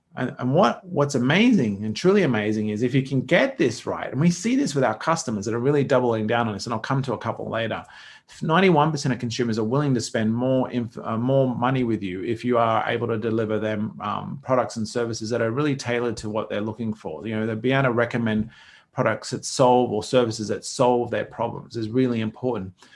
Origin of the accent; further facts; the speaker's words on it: Australia; as an Aussie